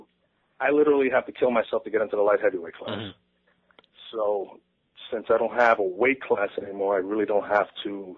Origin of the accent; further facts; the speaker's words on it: Orlando, Florida, United States; I'm from Orlando, Florida